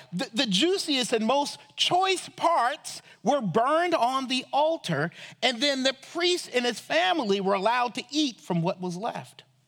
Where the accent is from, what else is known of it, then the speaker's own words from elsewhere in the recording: Charleston, South Carolina, United States; I grew up in Charleston, South Carolina